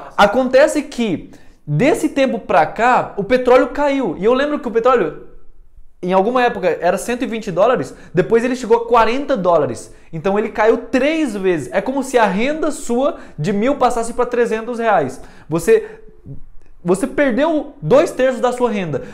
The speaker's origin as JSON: {"language": "Portuguese", "country": "Venezuela", "tie": "born or raised there", "also_born_or_lived": "Taubaté, São Paulo, Brazil", "moved": "yes", "lives_now": "Brazil", "said": "a vida inteira eu morei na Venezuela, então eu fui criado sempre na Venezuela, desde dois anos de idade"}